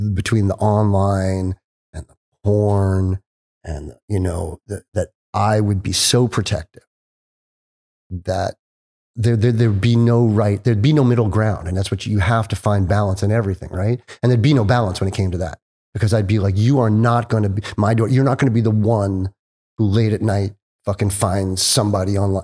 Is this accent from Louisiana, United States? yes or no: no; Mohegan Lake, New York, United States; moved away as an adult; also born or lived in Long Island, New York; now in California, United States; when I was eight, we moved up to Westchester, a nice little town called Mohegan Lake. And I had this, like, Tom Sawyer, Huck Finn kinda growing up from eight to sixteen.